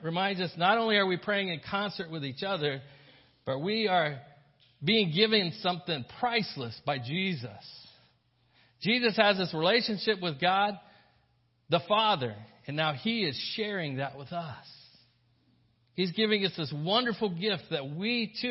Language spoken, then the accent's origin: English; the South, United States; I grew up in the South